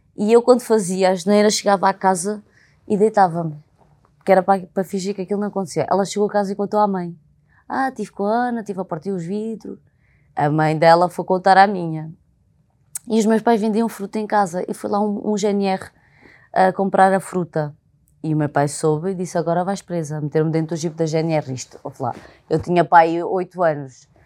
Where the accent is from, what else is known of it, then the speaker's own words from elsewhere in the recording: Alentejo, Portugal; accent: Alentejano; now in Lisbon, Portugal; quando sou genuína e falo muito alentejano